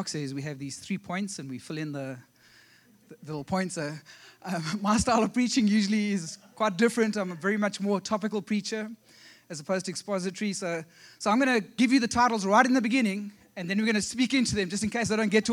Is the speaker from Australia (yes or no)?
no; South Africa; accent: South African; moved away as an adult; also born or lived in Ohio; now in South Carolina, United States; We actually come from South Africa